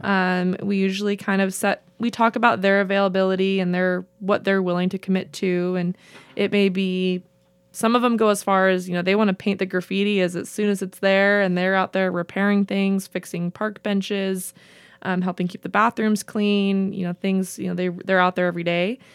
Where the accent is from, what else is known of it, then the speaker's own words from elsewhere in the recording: Vale, Oregon, United States; moved away as an adult; also born or lived in Portland, Oregon / Corona, California / Las Vegas, Nevada / Idaho; now in Pendleton, United States; I tell everyone I'm from Vail, Oregon